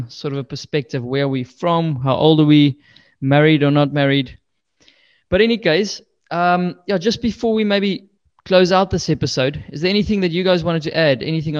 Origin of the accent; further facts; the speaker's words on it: Nelspruit, Mpumalanga, South Africa; moved away as an adult; also born or lived in Pretoria / New Zealand; now in Netherlands; I didn't grow up in Pretoria. I grew up in Nelspruit.